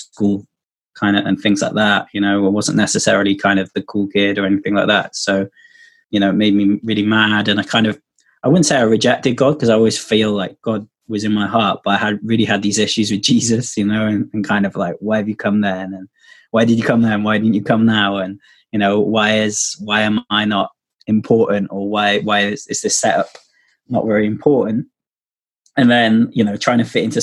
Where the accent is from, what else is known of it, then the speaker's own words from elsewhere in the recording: Wales, United Kingdom; also born or lived in Liverpool; So I'm actually like half English. And we moved back to Wales then when I was about two